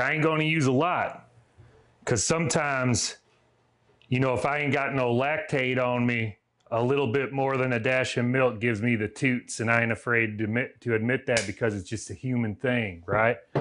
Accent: Southern United States, United States; accent: Southern; my Southern accent

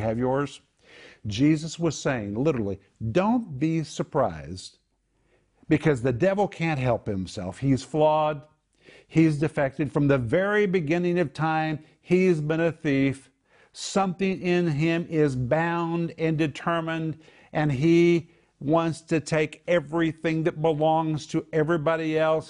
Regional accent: Sand Springs, Oklahoma, United States; I grew up in Sand Springs, Oklahoma

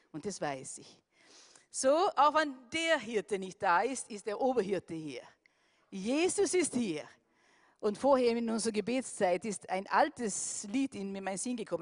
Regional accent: Sweden; now in Austria

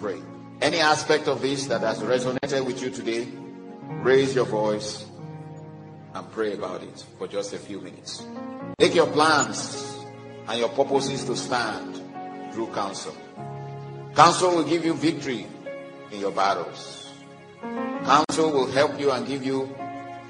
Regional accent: Nigeria; I'm from Nigeria, and unfortunately, that place is collapsing

